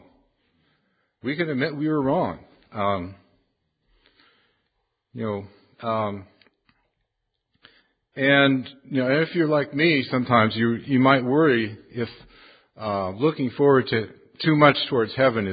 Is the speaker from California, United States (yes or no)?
yes; California, United States; also born or lived in Carolinas; now in Canada; I grew up in California